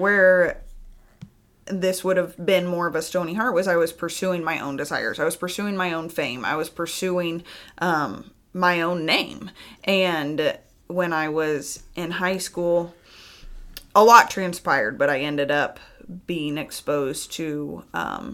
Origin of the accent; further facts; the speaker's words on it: Tennessee, United States; I grew up in Tennessee